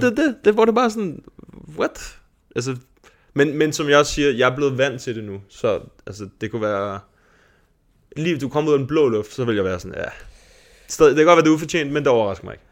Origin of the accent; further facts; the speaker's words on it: Denmark; os som danskere